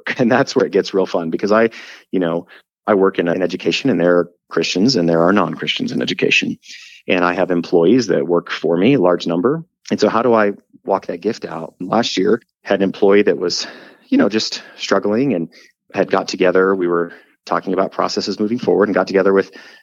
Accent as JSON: {"language": "English", "region": "Wyoming", "country": "United States", "tie": "born or raised there", "said": "growing up in Wyoming, you know, the mountains"}